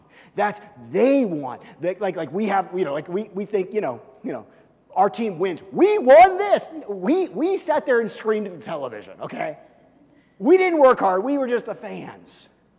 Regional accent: Kansas City, Missouri, United States; when I grew up in Kansas City as a kid

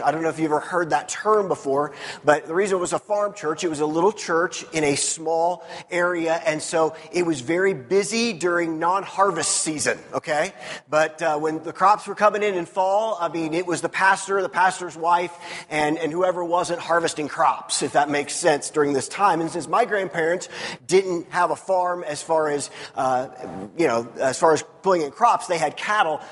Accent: Missouri, United States; I grew up in Missouri. Missouri is the show me state

